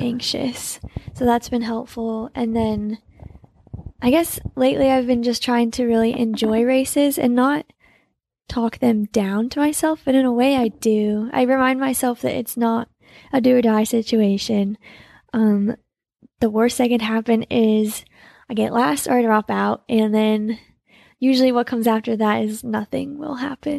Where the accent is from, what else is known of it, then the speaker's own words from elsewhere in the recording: Salt Lake City, Utah, United States; I was born in Salt Lake too